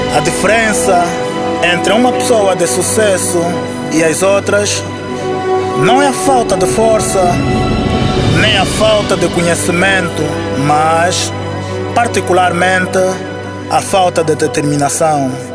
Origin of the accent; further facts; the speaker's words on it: Luanda, Luanda Province, Angola; Nasci no Clambequiache, em Luanda, Angola